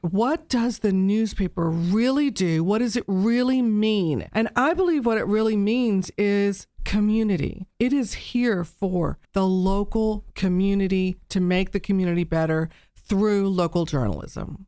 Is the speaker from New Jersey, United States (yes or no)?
no; Texas, United States; moved away as an adult; now in Dayton, United States; So I grew up in Texas. I grew up on the coast of Texas, south of Houston